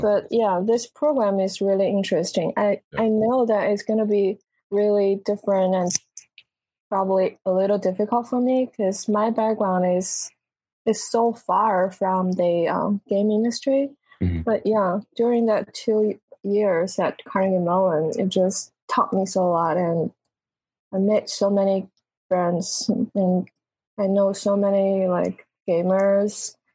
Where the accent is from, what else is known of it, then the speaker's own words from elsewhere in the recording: southern China, China; English is a second language; moved away as an adult; now in United States; I grew up in in China, like southern part